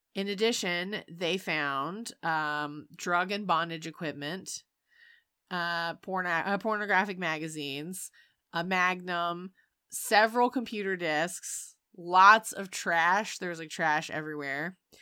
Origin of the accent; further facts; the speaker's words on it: North Carolina, United States; I'm from North Carolina